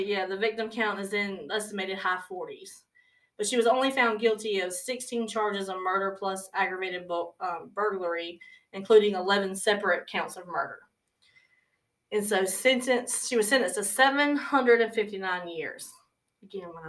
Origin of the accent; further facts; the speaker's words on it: the South, United States; We're from the South